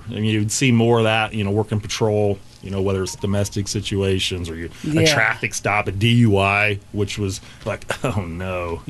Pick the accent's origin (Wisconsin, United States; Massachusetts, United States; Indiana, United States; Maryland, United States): Indiana, United States; West Terre Haute; Meth is a serious problem back at home